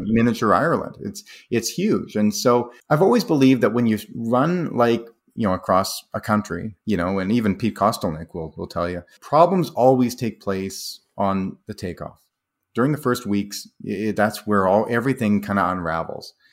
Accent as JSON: {"language": "English", "town": "Calgary", "region": "Alberta", "country": "Canada", "tie": "born or raised there", "said": "Calgary, my hometown"}